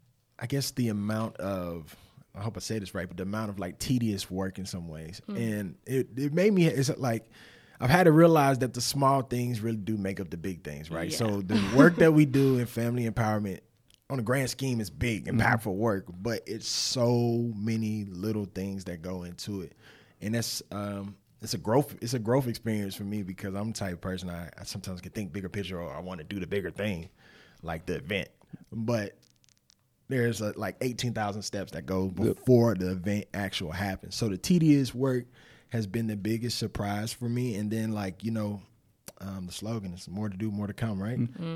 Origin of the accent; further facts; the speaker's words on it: the South, United States; It's the South, too. So I grew up in the South, so you know hot sauce is like...